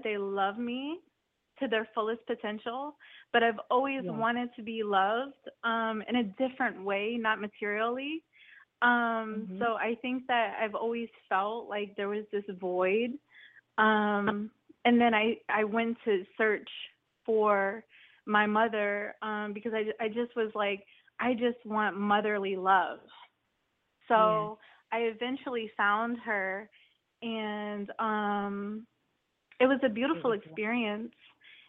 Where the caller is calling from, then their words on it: New Port Richey, Florida, United States; I'm calling from Newport Richey.